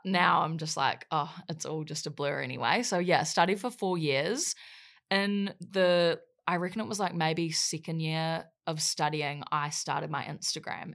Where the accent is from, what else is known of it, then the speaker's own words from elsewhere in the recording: Wellington, New Zealand; moved away; also born or lived in Gold Coast, Australia; in Wellington, New Zealand for most of my life. And I grew up there